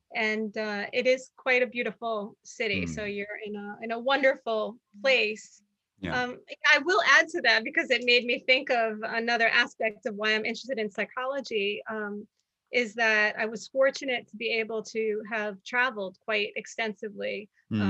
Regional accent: New York City, New York, United States; moved away; also born or lived in Atlanta, Georgia; I am from New York City

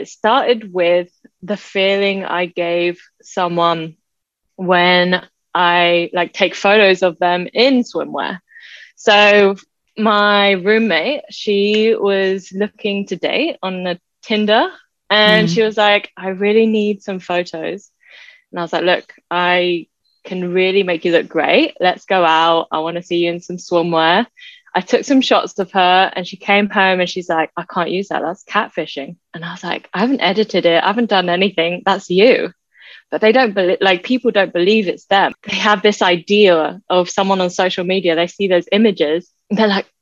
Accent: Valencian Community, Spain; moved away as an adult; also born or lived in Netherlands / Thailand; now in Australia; I actually was born and raised in Spain. So I was there for 18 years.

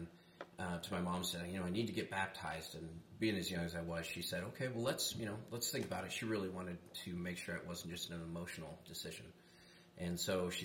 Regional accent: Flagstaff, Arizona, United States; now in Bullhead City, United States; I grew up in Flagstaff, Arizona, and I was born and raised redneck up there

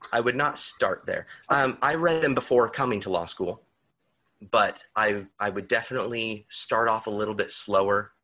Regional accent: California, United States; I grew up in California

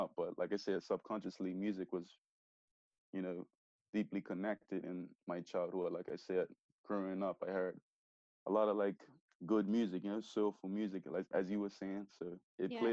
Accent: Bermuda; I grew up, you know, a normal, typical Bermudian

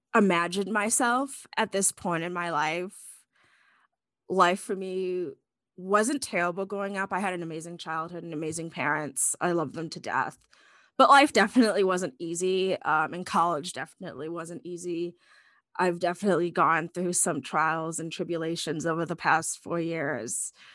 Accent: Chicago, Illinois, United States; moved away as an adult; I'm from Northern Illinois, the Chicago area

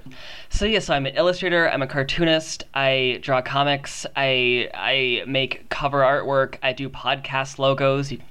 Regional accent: Kentucky, United States; I grew up in Kentucky

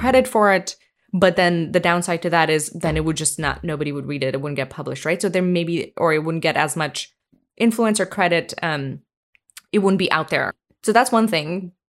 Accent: India; moved away; growing up in India, I mean, like, when I was a kid

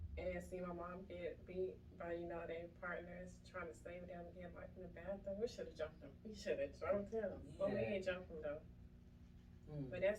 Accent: Clayton County, Georgia, United States; also born or lived in Iowa; I was born here

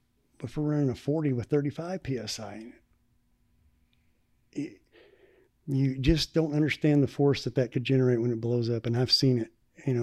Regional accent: Arkansas, United States; Arkansas. Northwest Arkansas.

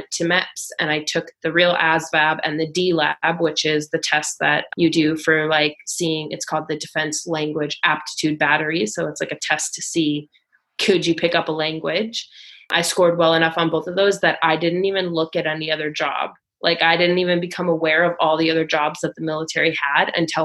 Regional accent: Minnesota, United States; moved away as an adult; now in Australia; I'm originally from Minnesota. I was born and raised in Minnesota in the Midwest

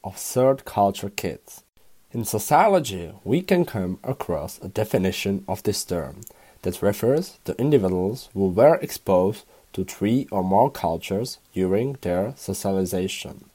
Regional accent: Prague, Czechia; English is a second language; also born or lived in Hamburg; born and raised in the Czech Republic in the capital city of Prague

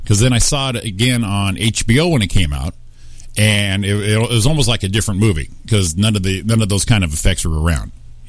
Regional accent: Waterbury, Connecticut, United States; also born or lived in Southern California; now in Rancho Cucamonga, United States; Waterbury, Connecticut, my hometown

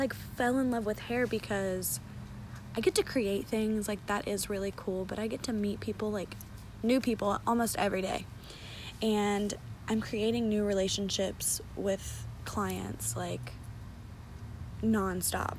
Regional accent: London, Ohio, United States; moved away as an adult; now in Brookville, United States; I am from London, Ohio, and I moved to Brookville, Ohio, which is where I currently reside

